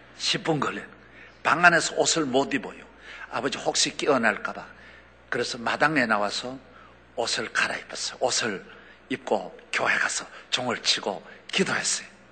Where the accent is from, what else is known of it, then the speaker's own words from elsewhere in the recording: South Korea; 저는 우리 한국 사람으로는